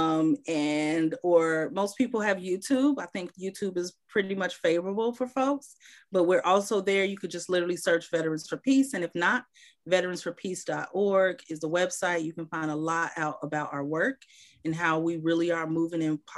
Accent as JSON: {"language": "English", "town": "Chicago", "region": "Illinois", "country": "United States", "tie": "born or raised there", "moved": "as an adult", "said": "I'm from Chicago, but I came back home"}